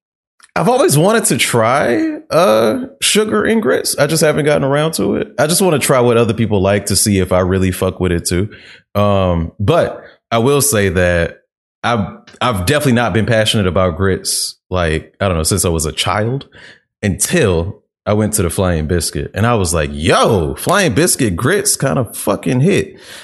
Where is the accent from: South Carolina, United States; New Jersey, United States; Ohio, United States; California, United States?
South Carolina, United States; As y'all know, I'm from South Carolina